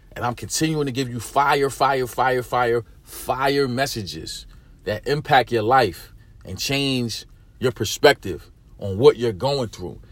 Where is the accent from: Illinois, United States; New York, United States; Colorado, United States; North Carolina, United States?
New York, United States; New York City; I'm a dude from East New York. I'm from the hood.